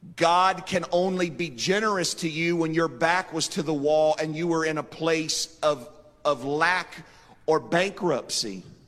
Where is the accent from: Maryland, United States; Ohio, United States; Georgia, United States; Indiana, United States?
Ohio, United States; Marietta; when I was a boy growing up in Marietta, Ohio